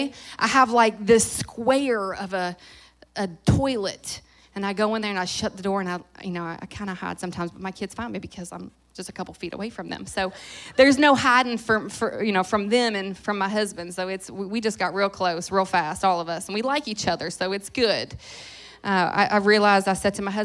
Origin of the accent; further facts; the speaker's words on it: Louisville, Kentucky, United States; moved away; Kentucky has been a significant place for me, not just because I grew up here